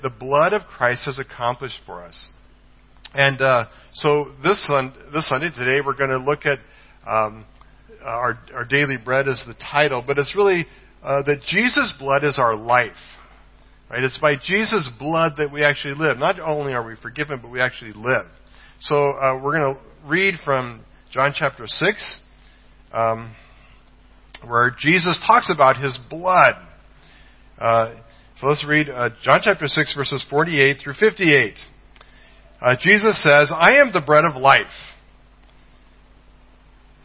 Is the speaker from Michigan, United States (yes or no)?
no; Colorado, United States; moved away; I'm from the state of Colorado